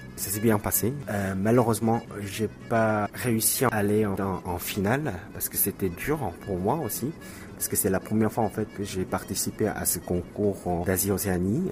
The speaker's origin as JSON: {"language": "French", "country": "South Korea", "also_born_or_lived": "France", "second_language": "French", "moved": "yes", "said": "travailler dans mon pays, en Corée du Sud"}